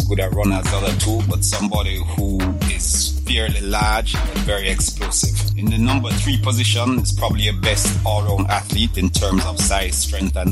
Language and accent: English; Jamaica; being Jamaican